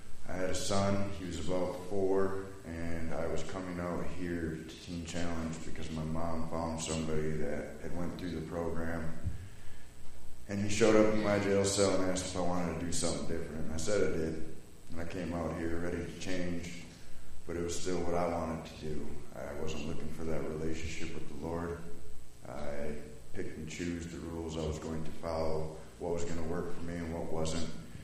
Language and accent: English; Wisconsin, United States; I'm from Wisconsin, born and raised